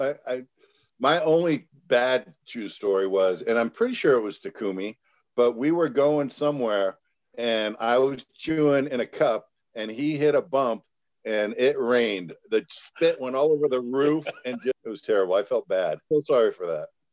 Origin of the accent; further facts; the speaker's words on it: San Jose, California, United States; moved away; San Jose, that's where I'm from